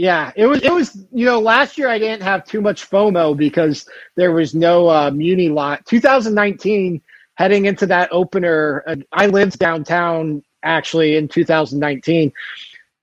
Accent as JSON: {"language": "English", "town": "Dublin", "region": "Ohio", "country": "United States", "tie": "born or raised there", "said": "So I grew up in Dublin, Ohio, just outside of Columbus"}